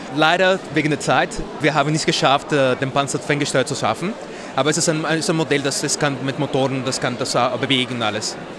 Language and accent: German; Mexico; German is a second language; moved away as an adult; now in Vienna, Austria; ich komme aus Mexiko. Ich habe seit zwölf Jahren nach Wien äh, gekommen